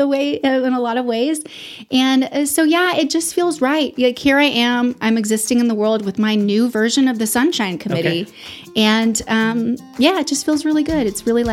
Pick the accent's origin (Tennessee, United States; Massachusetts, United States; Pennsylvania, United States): Tennessee, United States; Memphis; born there; also born or lived in Houston / East Texas / Austin; So I was born in Memphis, Tennessee.